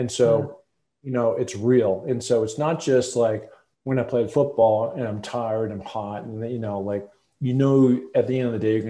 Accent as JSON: {"language": "English", "town": "Seattle", "region": "Washington", "country": "United States", "tie": "born or raised there", "said": "I grew up in Seattle, Washington"}